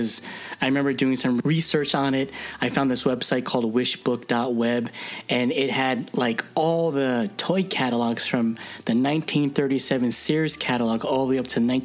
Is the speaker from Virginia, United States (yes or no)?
no; New Jersey, United States; moved away; I grew up in New Jersey, you know, just north of Jonathan, and, you know, I haven't been back home in a while